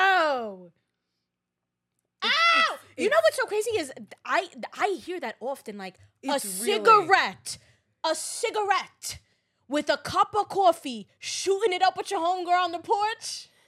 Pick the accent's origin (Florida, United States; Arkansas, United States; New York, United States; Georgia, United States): New York, United States; Brooklyn; also born or lived in Staten Island; I was born and raised in Brooklyn. But then I moved to Staten Island when I was like.